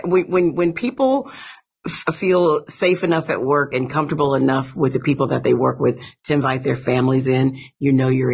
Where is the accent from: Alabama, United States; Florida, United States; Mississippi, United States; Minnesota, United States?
Alabama, United States; I'm from Alabama and there's not a lot of ice.